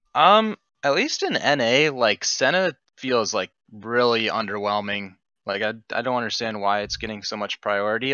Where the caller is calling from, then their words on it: Chapel Hill, North Carolina, United States; I'm calling from Chapel Hill, North Carolina